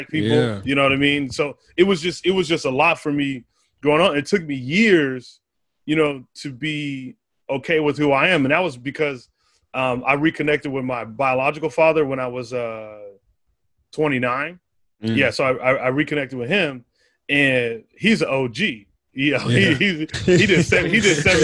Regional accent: Arizona, United States; moved away; I grew up in Arizona

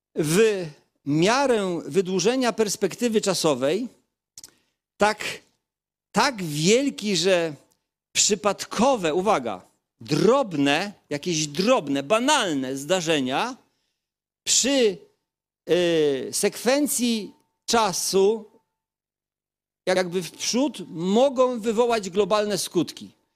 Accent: Kashubia, Pomeranian Voivodeship, Poland; pochodzę z rzymskokatolickiej rodziny kaszubskiej

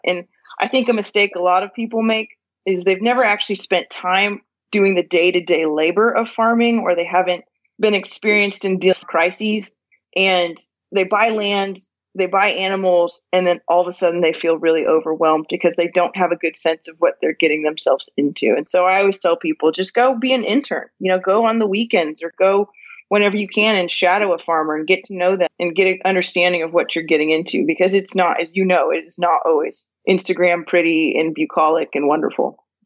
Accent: California, United States; moved away as an adult; now in Northwest Arkansas, United States; I was born and raised in California and actually lived in California for the first 31 years of my life

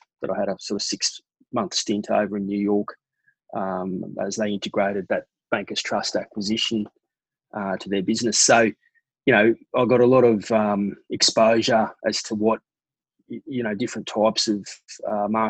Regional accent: Brisbane, Queensland, Australia; also born or lived in London; growing up in Brisbane

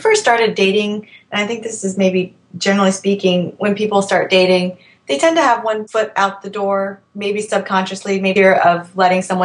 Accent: Virginia, United States; I'm 31 years old. I'm from Virginia

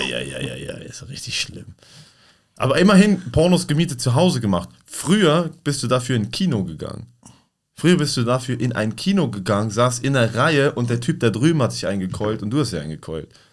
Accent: Basel, Basel-Stadt, Switzerland; bei uns in Basel, da wo ich herkomme

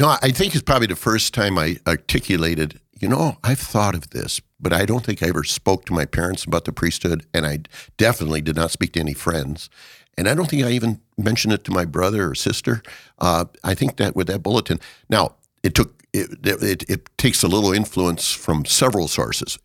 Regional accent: Watertown, South Dakota, United States; I was born in Watertown, South Dakota.

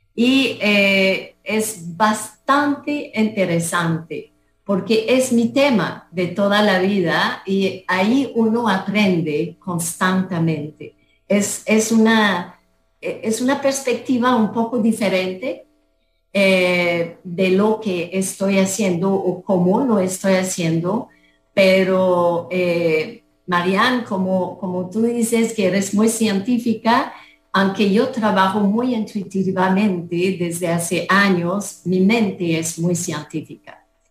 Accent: Canada; moved away as an adult; now in Costa Rica; yo soy de Canadá

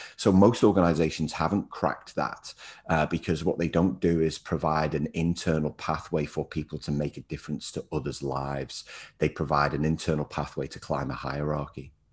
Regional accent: Liverpool, North West England, United Kingdom; also born or lived in New Zealand; now in Melbourne, Australia; I'm originally from Liverpool in the U K, uh, but I spent six years in New Zealand and now live in Melbourne, Australia

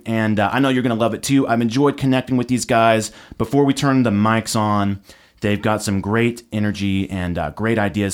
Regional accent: Nashville, Tennessee, United States; I'm a Nashville native

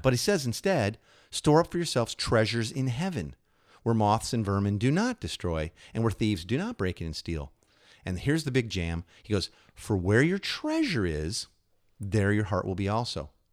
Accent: Illinois, United States; I grew up in Illinois

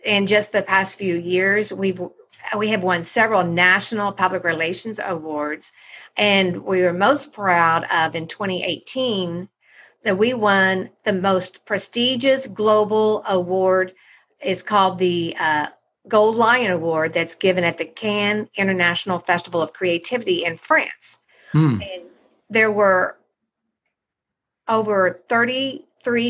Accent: Oklahoma, United States; moved away as an adult; I returned to my home state, Oklahoma

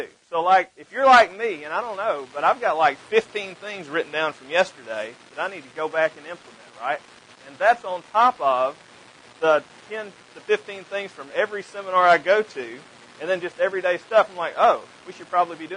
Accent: the South, United States; accent: Southern; also born or lived in Mississippi; You can probably tell by my accent that I'm definitely from the South

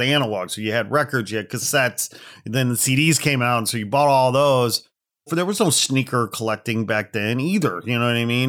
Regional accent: Gary, Indiana, United States; now in Los Angeles, United States; I hail from the Midwest outside Chicago. I was born in Gary, Indiana

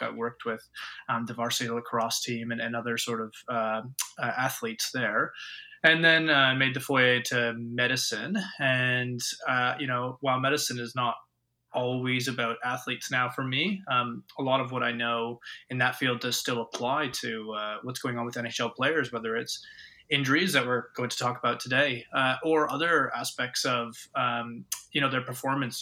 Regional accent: Ontario, Canada; moved away as an adult; now in Australia; I grew up in Ontario

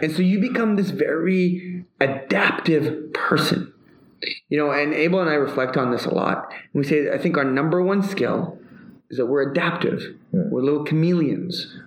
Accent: Canada; I'm Canadian.

